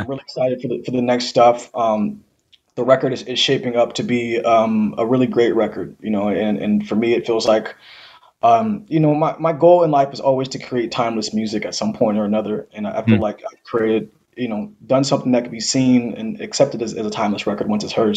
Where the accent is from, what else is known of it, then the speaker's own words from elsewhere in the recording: Seattle, Washington, United States; to grow up here